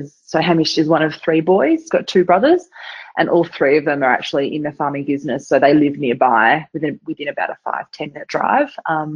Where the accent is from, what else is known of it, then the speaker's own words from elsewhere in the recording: Perth, Western Australia, Australia; But really, I've grown up in Perth. So I've had all my school and high school and stuff in Perth.